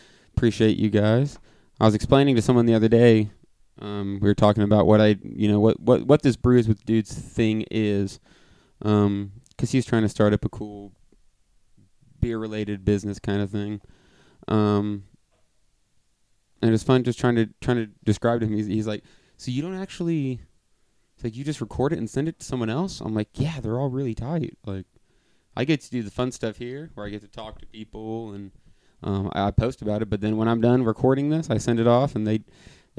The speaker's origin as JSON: {"language": "English", "town": "Lafayette", "region": "Indiana", "country": "United States", "said": "We're from Lafayette, Indiana"}